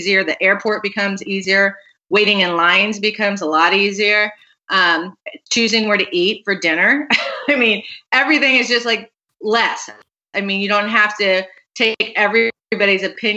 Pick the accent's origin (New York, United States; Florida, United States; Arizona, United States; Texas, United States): Arizona, United States; Phoenix; now in Chicago, United States; I grew up in Phoenix